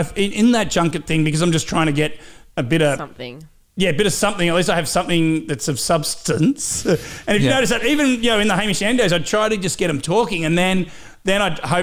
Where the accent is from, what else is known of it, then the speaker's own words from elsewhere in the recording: Cobram, Victoria, Australia; accent: Aussie; moved away; I'm from Cobram on the Murray River, just north of Shepparton.